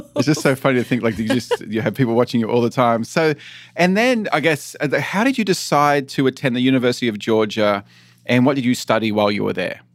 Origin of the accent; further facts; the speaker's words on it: Australia; moved away as an adult; also born or lived in San Francisco / Illinois; So I moved away from Australia when I was eighteen